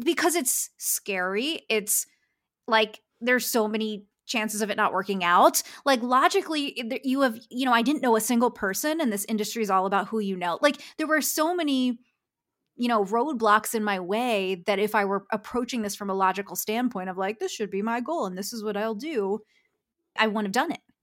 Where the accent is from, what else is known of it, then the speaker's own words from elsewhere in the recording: Philadelphia, Pennsylvania, United States; moved away as an adult; now in Los Angeles, United States; I'm from Philadelphia, moving to Los Angeles to be a graphic designer